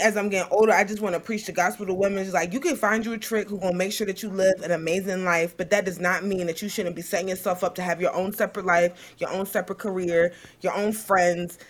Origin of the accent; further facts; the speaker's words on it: Richmond, Virginia, United States; I'm from Richmond, Virginia, Blackwell